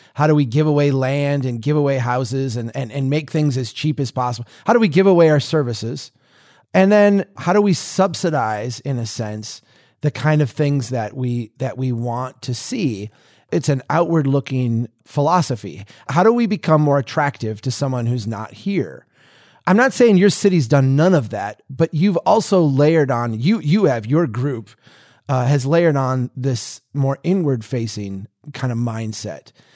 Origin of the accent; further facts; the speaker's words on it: Minnesota, United States; I'm a Minnesotan.